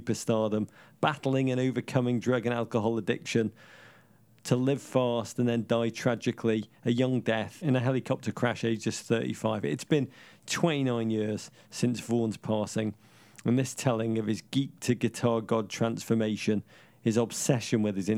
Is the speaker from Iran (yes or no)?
no; Liverpool, North West England, United Kingdom; now in United States; When I grew up in Liverpool